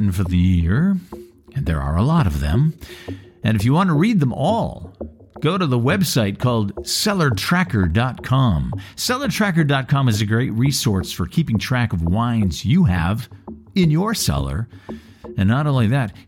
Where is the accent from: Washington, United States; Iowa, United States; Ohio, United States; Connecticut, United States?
Washington, United States; Bremerton; now in Northern California, United States; Bremerton, my hometown